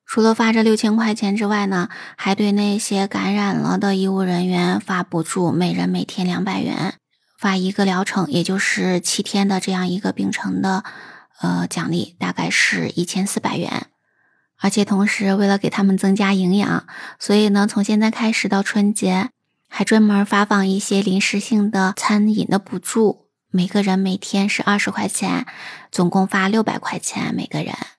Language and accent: Chinese; China; 对我们中国人来讲呢，我们传统了过了这么几百上千年的时间，都是在燃放烟花爆竹的过程中来度过这个新年的